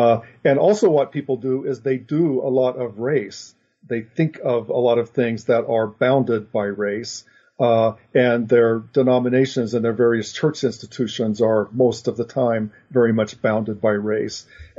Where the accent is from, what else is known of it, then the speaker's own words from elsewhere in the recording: Oklahoma, United States; moved away as an adult; I grew up in Oklahoma, in Oklahoma Panhandle, actually, and went to college in Oklahoma and subsequently moved away to California to get as far away from Oklahoma and religion as I possibly could.